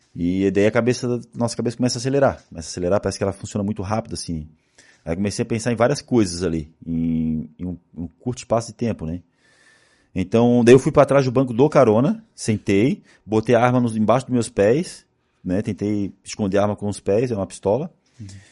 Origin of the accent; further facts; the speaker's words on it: Florianópolis, Santa Catarina, Brazil; E como eu sou de Florianópolis, eu fui criado